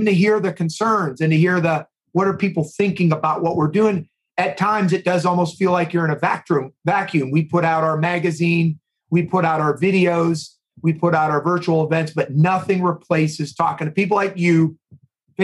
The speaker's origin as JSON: {"language": "English", "region": "East Coast", "country": "United States", "tie": "born or raised there", "also_born_or_lived": "Midwest", "moved": "yes", "said": "I've lived in the Midwest for about 25 years. I grew up on the East Coast"}